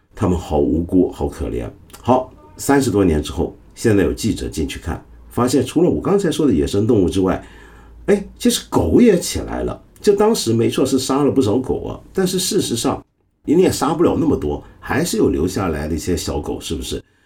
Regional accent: Hong Kong; 我在香港，我们香港人

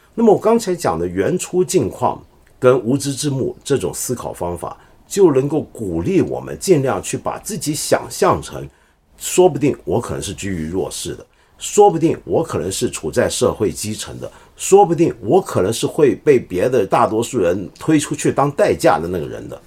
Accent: China; 我们中国人

